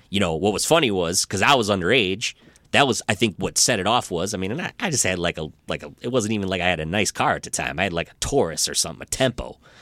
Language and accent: English; Rochester, Michigan, United States; I grew up in Rochester